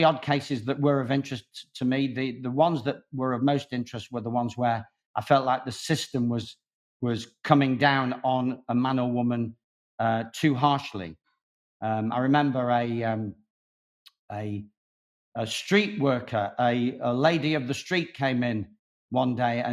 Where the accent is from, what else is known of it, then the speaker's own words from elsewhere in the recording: Manchester, North West England, United Kingdom; I ended up back in Manchester, which is my hometown